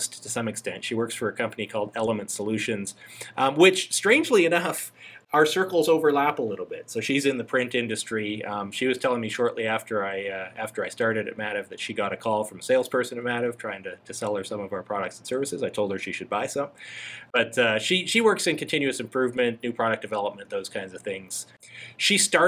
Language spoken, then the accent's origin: English; Calgary, Alberta, Canada; moved away as an adult; now in Alpharetta, United States; I grew up in Calgary, which is just at the foot of the Rocky Mountains in Canada.